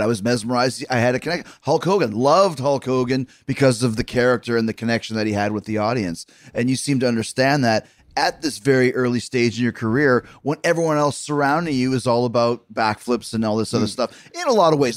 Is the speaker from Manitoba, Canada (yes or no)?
yes; Winnipeg, Manitoba, Canada; also born or lived in Manhasset, New York; I, I grew up watching wrestling in Winnipeg